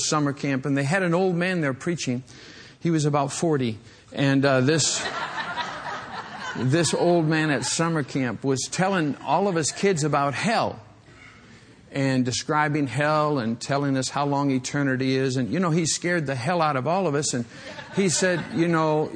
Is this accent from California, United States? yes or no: no; western Michigan, United States; moved away; when I was a young boy growing up in Michigan